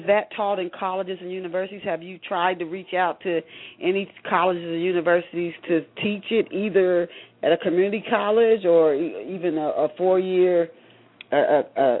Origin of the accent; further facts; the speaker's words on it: the South, United States; moved away; Growing up in the South